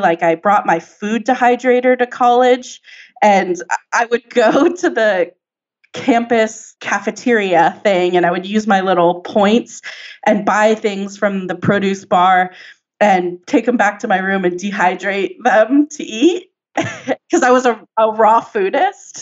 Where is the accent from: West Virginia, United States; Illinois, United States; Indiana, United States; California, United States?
California, United States; San Diego; I grew up in San Diego